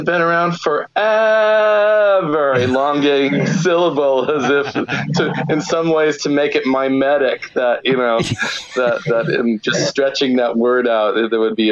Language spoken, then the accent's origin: English; Santa Barbara, California, United States; also born or lived in Richmond, Virginia; where I grew up in Santa Barbara